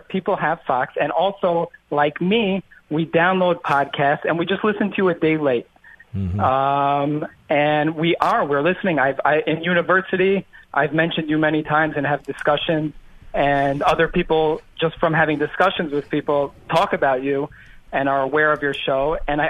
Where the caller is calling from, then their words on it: Israel; also born or lived in Miami, Florida; I'm calling from Miami, but I live in Israel. I am a combat veteran in the Israeli army.